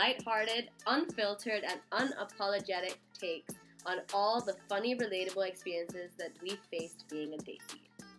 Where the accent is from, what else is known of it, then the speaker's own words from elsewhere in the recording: Hong Kong; born and raised in Hong Kong.